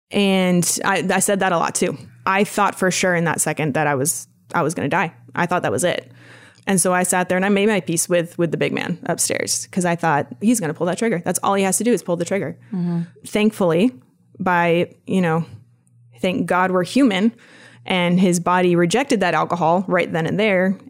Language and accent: English; Vermont, United States; I grew up in the boonies of Vermont, way up north, uh, about two hours south of the Canadian border